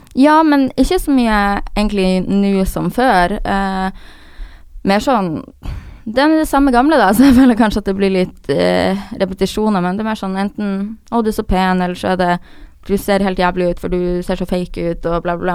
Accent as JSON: {"language": "Norwegian", "town": "Harstad", "region": "Troms", "country": "Norway", "tie": "born or raised there", "moved": "yes", "said": "jeg har alltid vært en person i Harstad, der jeg kommer fra, som er en liten"}